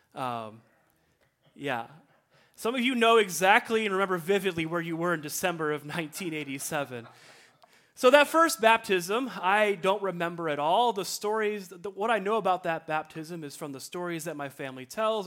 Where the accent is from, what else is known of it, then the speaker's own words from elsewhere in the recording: Libertyville, Illinois, United States; my hometown, Libertyville, Illinois